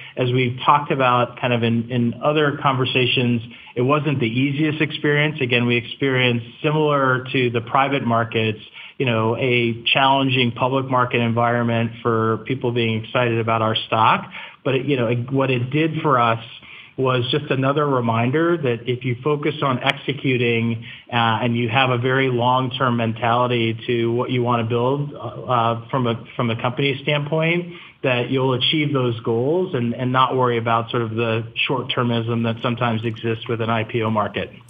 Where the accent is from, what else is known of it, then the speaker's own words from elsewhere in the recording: Virginia, United States; I grew up in Virginia